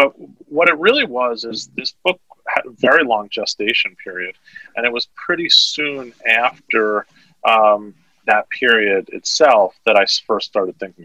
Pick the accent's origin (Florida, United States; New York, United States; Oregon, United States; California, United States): New York, United States; New York City; I grew up in Manhattan